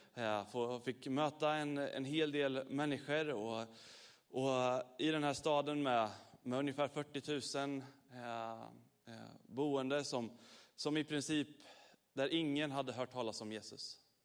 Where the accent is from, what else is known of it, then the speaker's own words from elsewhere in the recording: Sweden; vi är från Sverige